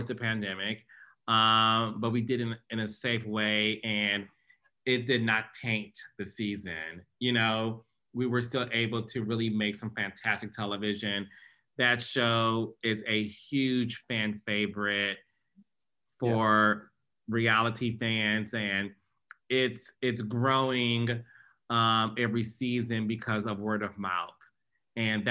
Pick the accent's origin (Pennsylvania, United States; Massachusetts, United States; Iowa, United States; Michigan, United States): Michigan, United States; Detroit; I'm born and raised in Detroit, Michigan